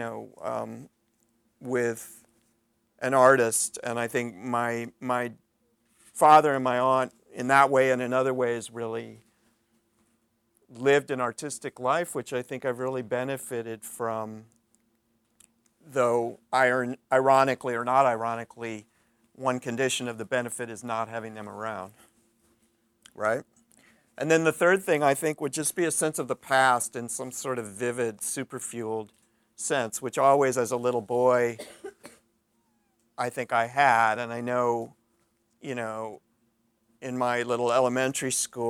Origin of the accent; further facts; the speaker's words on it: St. Louis, Missouri, United States; moved away; I grew up in St. Louis, Missouri